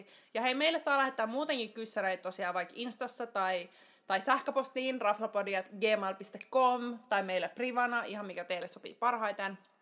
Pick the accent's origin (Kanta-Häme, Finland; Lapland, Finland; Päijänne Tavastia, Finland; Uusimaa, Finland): Uusimaa, Finland; Helsinki; Helsingistä kotoisin ja täällä pääosan elämää eläneenä